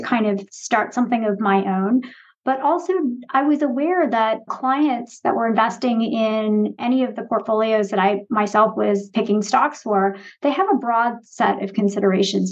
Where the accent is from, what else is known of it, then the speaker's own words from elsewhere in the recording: outside of Boston, Massachusetts, United States; moved away; also born or lived in Michigan / Chicago; I grew up outside of Boston